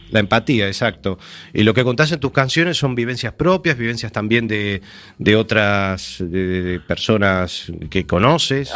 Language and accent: Spanish; Montevideo, Uruguay; now in A Coruña, Spain; Yo nací, yo viví 19 años de mi vida en La Unión, en la calle Irlanda y Mateo Cabral